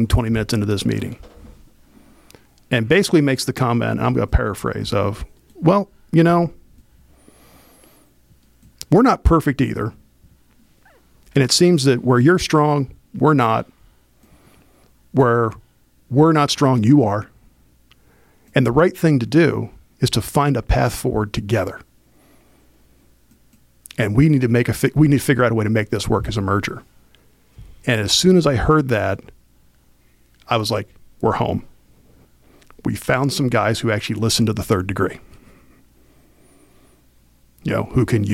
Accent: Elizabethtown, Pennsylvania, United States; when I was a kid growing up, I grew up actually right outside of Elizabethtown

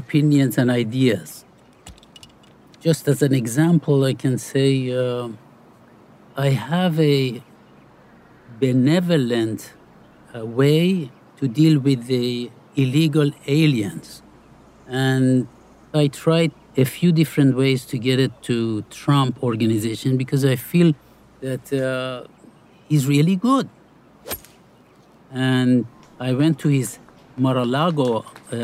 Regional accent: Iran; moved away; I grew up in Iran

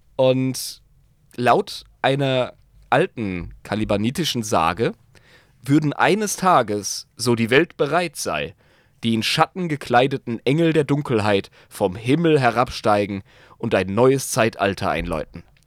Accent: the South, Southern Germany, Germany; bei uns im Süden

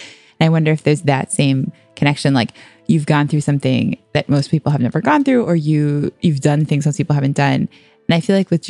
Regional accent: United States; moved away as an adult; also born or lived in Singapore; now in Sydney, Australia; you and I are both, you know, from the States.

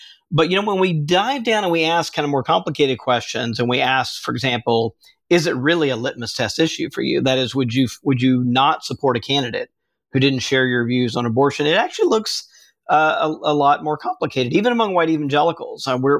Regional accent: Mississippi, United States; Southern Baptist, which, by the way, is the group I grew up in Mississippi.

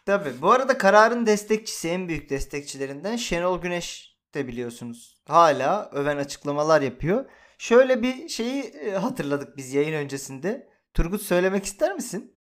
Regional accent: Turkey

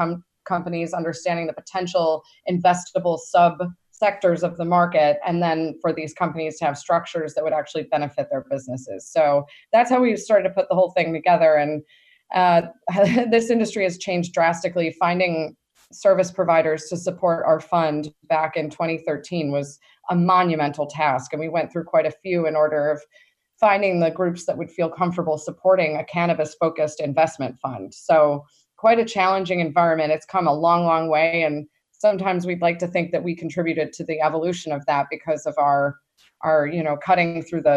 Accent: East Coast, United States; we came from the East Coast

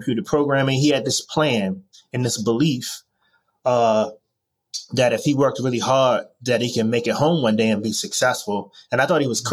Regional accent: Washington, District of Columbia, United States; moved away; also born or lived in Miami / Baltimore / New York; I was born in Washington, D.C., and grew up under difficult circumstances back in the late 80s and early 90s

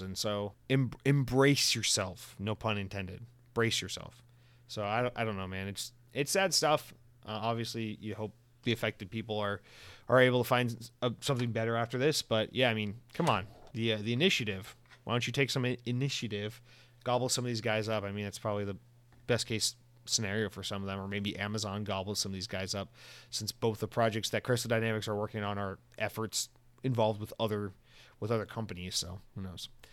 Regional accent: Georgia, United States; growing up in Georgia

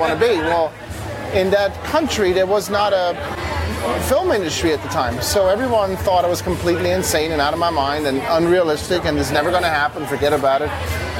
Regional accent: Switzerland; moved away; I was born and raised in Switzerland

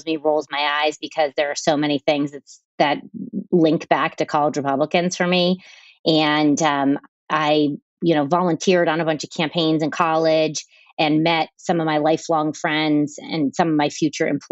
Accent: United States; accent: Yankee; my Yankee accent

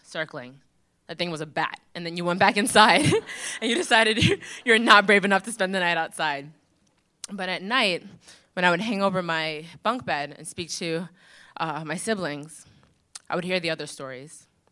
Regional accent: Long Island, New York, United States; I grew up in Long Island.

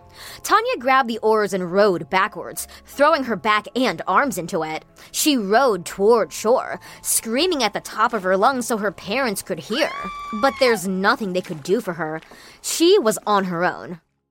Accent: Washington, United States; when I was a kid growing up in the Pacific Northwest, I used to love lying in the long green grass and watching clouds drift past in the blue Washington skies.

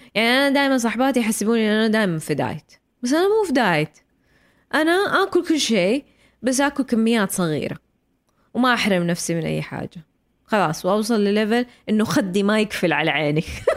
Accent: Saudi Arabia; عندنا في السعوديه

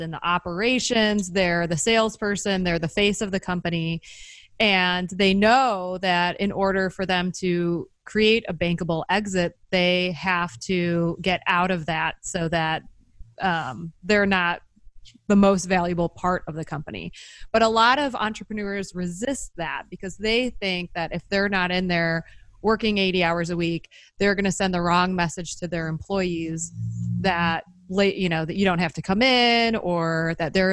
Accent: Midwest, United States; growing up in the Midwest

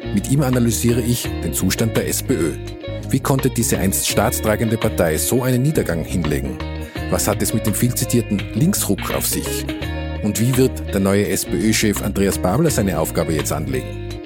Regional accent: Innsbruck, Tyrol, Austria; wir sind ja beide Innsbrucker Gebürtige

